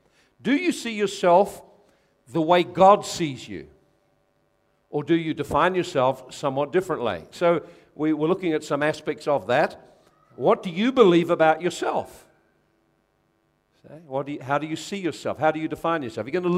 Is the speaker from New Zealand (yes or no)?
yes; New Zealand; Identify yourself by your racial group. I'm a Kiwi.